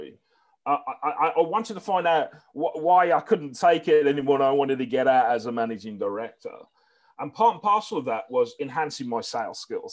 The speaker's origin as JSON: {"language": "English", "town": "Birmingham", "region": "West Midlands", "country": "United Kingdom", "tie": "born or raised there", "said": "it was a great place I grew up"}